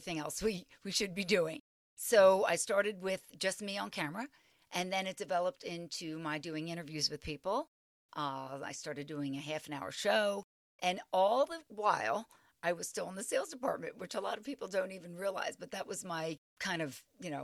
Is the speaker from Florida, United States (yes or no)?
no; Philadelphia, Pennsylvania, United States; I was from the Philadelphia area